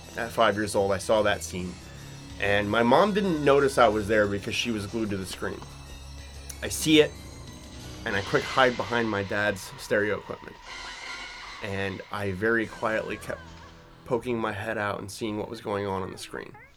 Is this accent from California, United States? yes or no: yes; California, United States; when I was a kid growing up in California